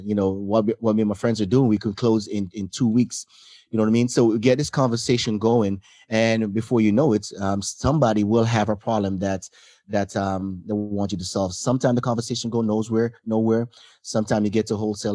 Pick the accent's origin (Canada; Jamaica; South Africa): Jamaica; also born or lived in Hawaii; now in United States; I come from Jamaica